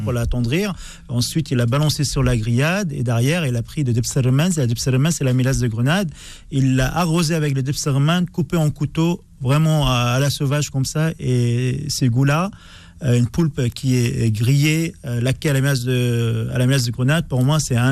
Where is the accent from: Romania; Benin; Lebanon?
Lebanon; now in France; j'ai quitté Liban il y a 20 ans après la guerre civile libanaise